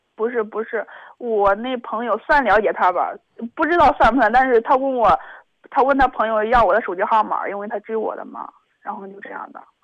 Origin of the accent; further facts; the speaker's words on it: Zhengzhou, Henan, China; 我家是郑州的